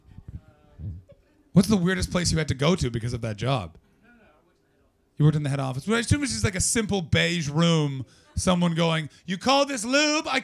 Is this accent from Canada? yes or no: yes; Canada; I'm from Canada